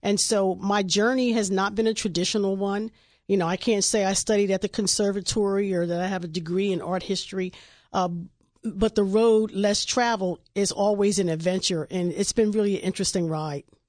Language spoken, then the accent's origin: English; Wilmington, Delaware, United States; when I was growing up in Wilmington